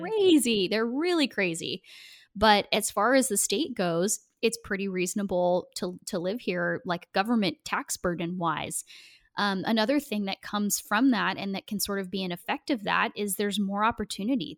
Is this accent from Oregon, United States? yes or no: yes; Portland, Oregon, United States; moved away as an adult; also born or lived in Washington, D.C.; now in Tennessee, United States; Portland area